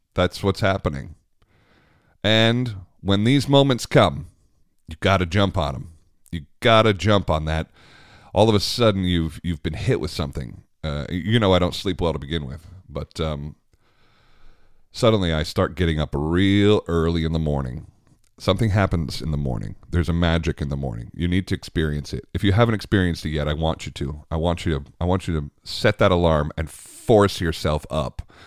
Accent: United States; I'm very American

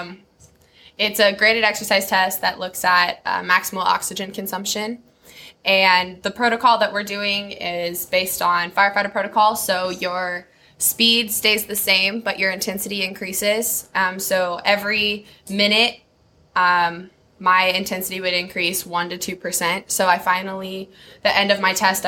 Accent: Colorado, United States; moved away as an adult; now in Kansas, United States; I'm originally from Colorado.

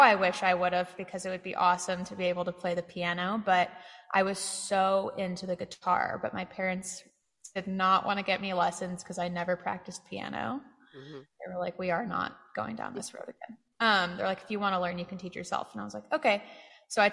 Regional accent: Santa Cruz, California, United States; moved away as an adult; now in Austin, United States; my hometown of Santa Cruz

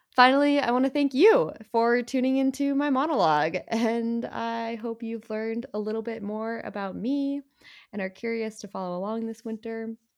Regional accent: Plymouth, Minnesota, United States; I am originally from Plymouth, Minnesota, where my parents were looking for a way to get the family outside in the middle of the winter.

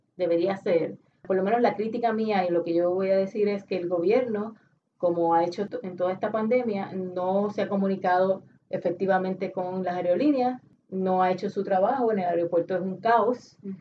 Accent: Puerto Rico; nosotros como puertorriqueños

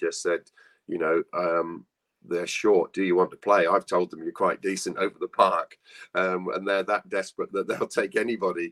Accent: Cornwall, South West England, United Kingdom; now in North Yorkshire, United Kingdom; lad growing up in Cornwall

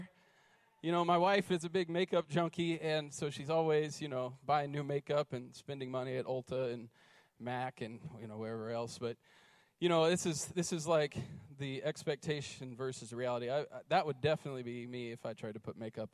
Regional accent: North Carolina, United States; now in Idaho, United States; I'm from North Carolina.

